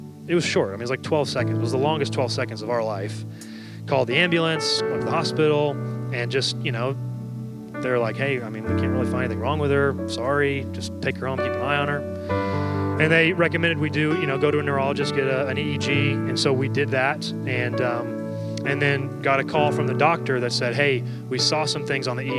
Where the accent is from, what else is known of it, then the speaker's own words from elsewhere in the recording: Dallas, Texas, United States; I'm from Dallas, Texas